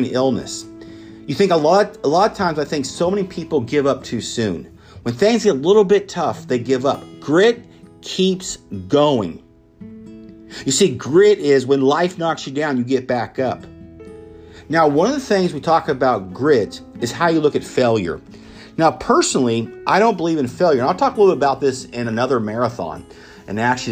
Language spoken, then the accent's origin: English; Emporia, Kansas, United States; my hometown in Emporia, Kansas